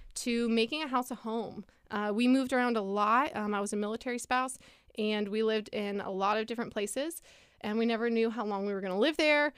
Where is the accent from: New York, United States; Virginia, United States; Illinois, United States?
Virginia, United States; Lynchburg; I grew up here in Lynchburg. I was born and raised.